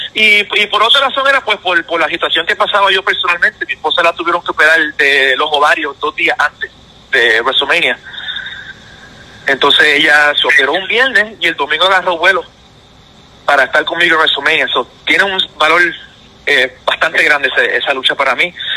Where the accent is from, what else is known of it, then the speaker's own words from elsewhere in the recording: Puerto Rico; moved away as an adult; regreso a Puerto Rico, que es, mi tierra, donde, que me vio nacer